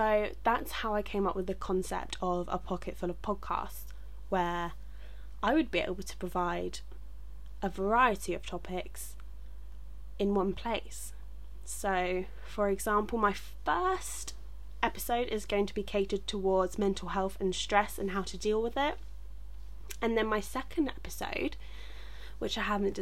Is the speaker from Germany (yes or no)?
no; England, United Kingdom; I'm from England